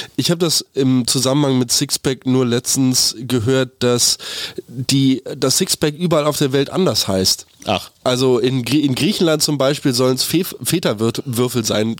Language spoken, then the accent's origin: German; Germany; Wir haben irgendwie als Deutsche